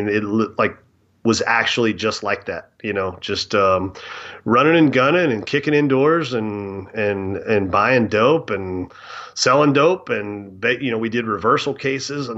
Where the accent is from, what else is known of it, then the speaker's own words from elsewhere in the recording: Lexington, Kentucky, United States; I grew up in Lexington, Kentucky, kind of right in the central part, dead center, Kentucky.